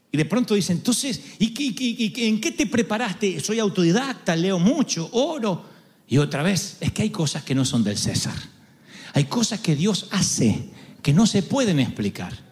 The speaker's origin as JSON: {"language": "Spanish", "country": "Argentina", "said": "Sé que soy argentino e insoportable, pero no típico."}